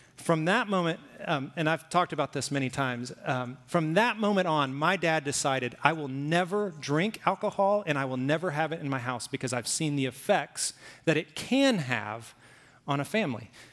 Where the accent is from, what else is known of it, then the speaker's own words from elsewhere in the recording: Alabama, United States; also born or lived in Oklahoma; now in Arizona, United States; I lived in Alabama, I grew up in Alabama